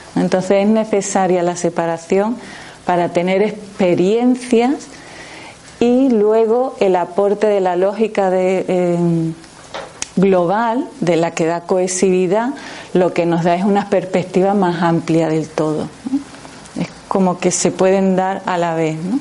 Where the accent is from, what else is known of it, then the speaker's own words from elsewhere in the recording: Jerez de la Frontera, Andalusia, Spain; yo vengo de Jerez